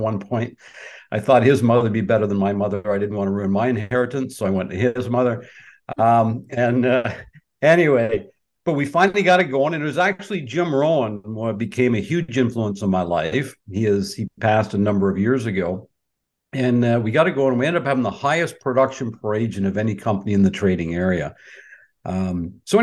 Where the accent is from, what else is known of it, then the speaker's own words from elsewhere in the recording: Peterborough, Ontario, Canada; also born or lived in Markham, Ontario; I was born and raised in Peterborough, Ontario